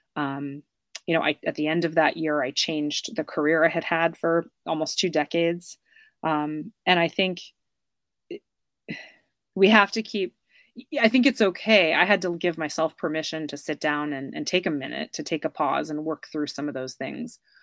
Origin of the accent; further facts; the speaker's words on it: United States; accent: American; moved away; my American accent